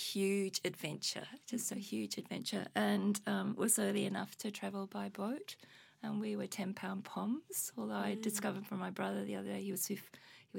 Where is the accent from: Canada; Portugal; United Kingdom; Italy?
United Kingdom; Oxford, South East England; now in Australia; I grew up in Oxford in England. I was born in Oxford in the UK.